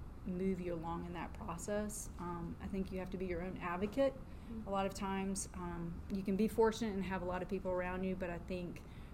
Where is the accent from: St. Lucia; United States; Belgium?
United States; Mechanicsville, Virginia; moved away as an adult; also born or lived in Syracuse, New York / Winston-Salem, North Carolina; I grew up in Virginia, Mechanicsville, Virginia